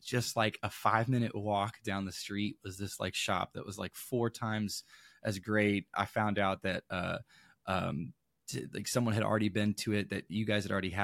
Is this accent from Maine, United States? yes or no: yes; Caribou, Maine, United States; now in St. Louis, United States; I grew up in Maine